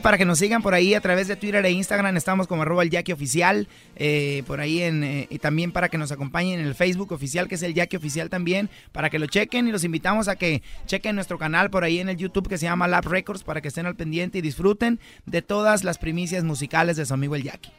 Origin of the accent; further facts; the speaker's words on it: Mazatlán, Sinaloa, Mexico; De Mazatlán, Sinaloa.